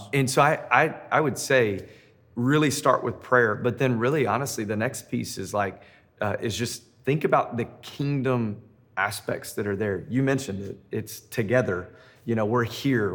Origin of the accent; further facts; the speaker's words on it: Memphis, Tennessee, United States; now in Denver, United States; I'm in Denver, Colorado. Uh, I'm originally from Memphis.